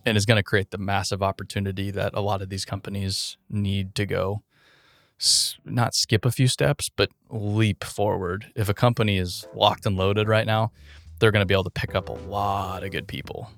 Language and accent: English; Arizona, United States; I grew up in Arizona